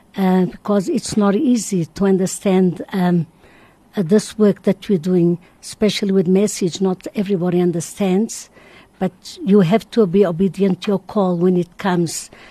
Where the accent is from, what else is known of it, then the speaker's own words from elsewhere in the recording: Madeira, Portugal; now in South Africa; I was born in Madeira. I'm here 49 years.